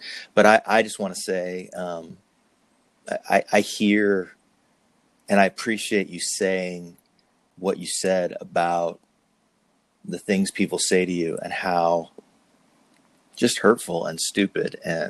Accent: New Jersey, United States; now in California, United States; when I moved to California from New Jersey, I was trying to get rid of my accent.

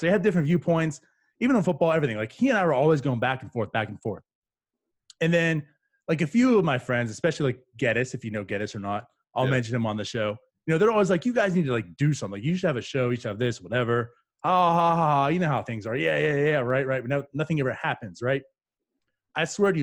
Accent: New Castle, Pennsylvania, United States; moved away as an adult; also born or lived in New Brunswick, New Jersey / Piscataway, New Jersey; now in Jacksonville, United States; I was born there, but I always consider myself I grew up in Pennsylvania

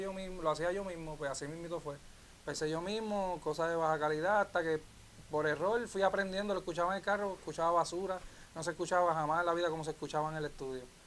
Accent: New York, United States; moved away; yo viví entre aquí y Estados Unidos, yo me crié en Nueva York la mitad de mi vida y la mitad aquí.

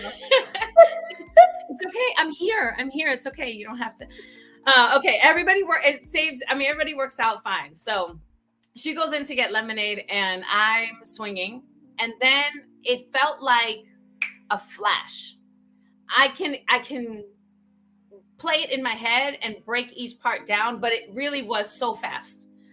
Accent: New York City, New York, United States; I grew up in the Bronx

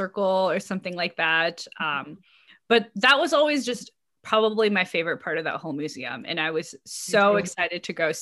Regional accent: Milwaukee, Wisconsin, United States; born or raised there

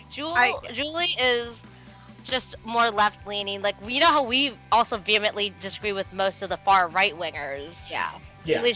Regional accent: United States; I am from the Maryland, D.C., Virginia area.

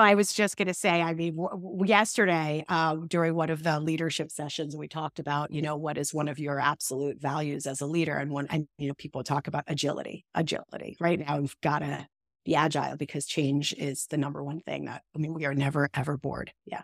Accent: New York, United States; accent: New York; I grew up in New York, which people can probably tell from the second they hear me speak, even though I've tried really hard to get rid of that New York vibe

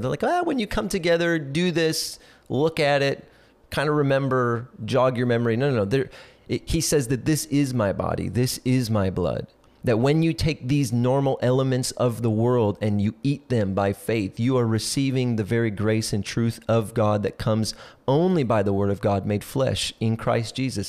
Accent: South Central Minnesota, United States; I grew up in South Central Minnesota

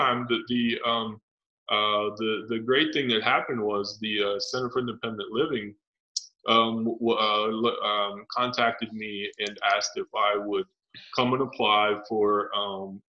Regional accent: Cumberland, Maryland, United States; From Cumberland, Maryland

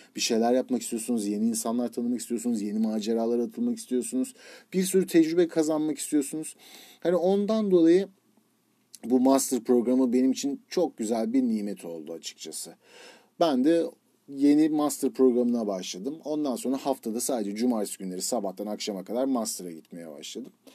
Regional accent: Turkey; moved away as an adult; also born or lived in San Diego, United States / New York, United States; now in United States; İki yıl Amerika'da kalıp İngilizcemi geliştirip sonra Türkiye'ye dönmek

